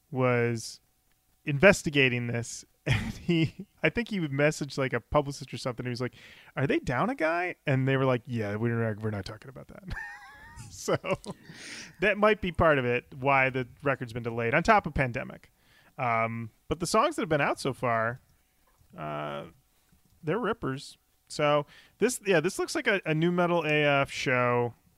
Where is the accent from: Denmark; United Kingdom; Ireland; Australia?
Australia; Also, being Australian, I had no idea Popeye's chicken was a real thing.